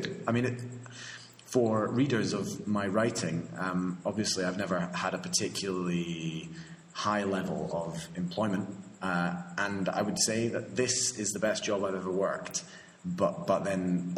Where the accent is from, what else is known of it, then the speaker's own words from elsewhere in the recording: Scotland, United Kingdom; moved away as an adult; also born or lived in Madrid, Spain; now in La Campaña, Spain; they needed another Scottish person to staff it, and that was where I came